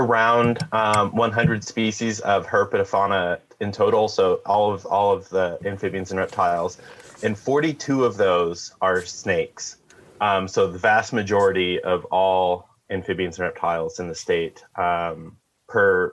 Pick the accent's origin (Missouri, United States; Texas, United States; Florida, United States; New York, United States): Missouri, United States; near Branson, Southwest; now in Kansas, United States; I grew up in Southwest Missouri, near Branson